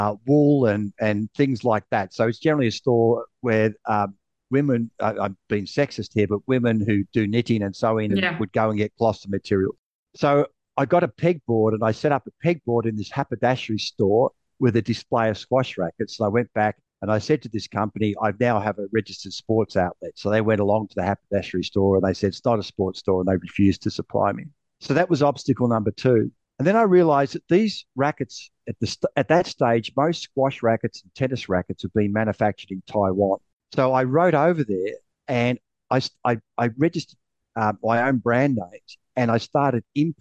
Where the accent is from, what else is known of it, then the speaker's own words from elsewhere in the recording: Sydney, New South Wales, Australia; I'm from Sydney, Australia.